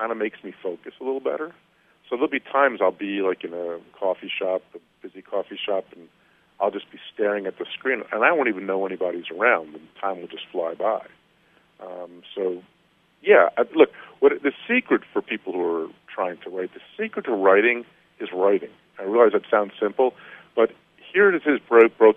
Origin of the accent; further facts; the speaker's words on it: New Jersey, United States; my home state of New Jersey